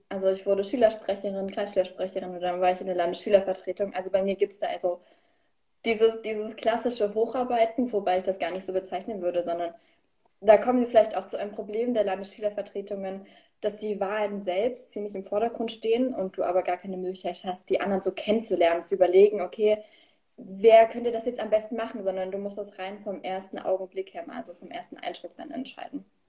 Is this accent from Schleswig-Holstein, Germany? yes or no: no; Königsee, Thuringia, Germany; ich komme aus Thüringen, safia Ruderstadt, der Landkreis, also irgend so ein kleines Dörfchen, was eh keinem was sagt. Und bin ich geboren, aufgewachsen und lebe immer